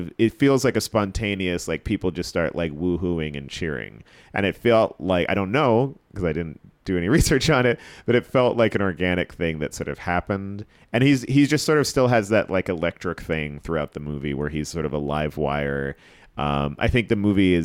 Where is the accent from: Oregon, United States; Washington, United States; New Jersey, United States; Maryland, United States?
New Jersey, United States; moved away as an adult; now in New York, United States; I grew up in Jersey